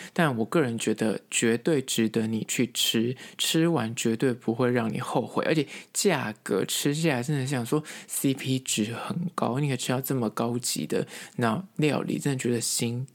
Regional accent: Taipei, Taiwan; 身为台北人

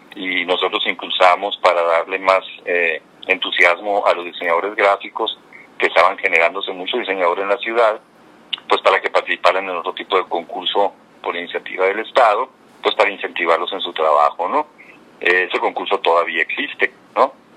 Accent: Cananea, Sonora, Mexico; moved away; also born or lived in Bacuachi / Mexico City; yo soy de Cananea. Yo soy de Cananea, eh, nací en Cananea, inmediatamente me fui a vivir a Bacuachi, que es el lugar donde vivían mis abuelos maternos. Y ahí estuve hasta los cinco años. Cuando tenía cinco años me regresé a vivir a Cananea

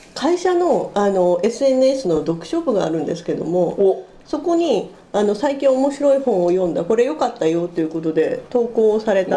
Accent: Kawasaki, Kanagawa, Japan; 川崎生まれ

